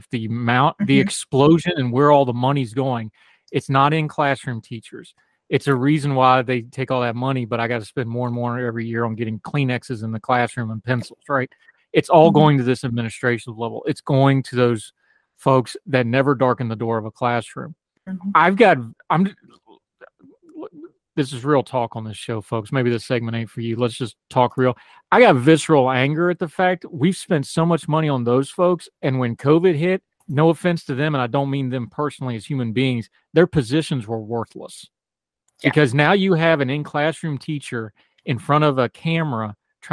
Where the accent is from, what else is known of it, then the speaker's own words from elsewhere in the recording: West Virginia, United States; my home state